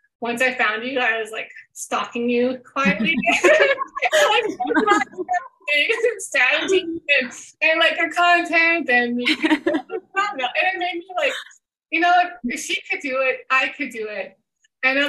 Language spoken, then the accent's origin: English; Canada; I'm Canadian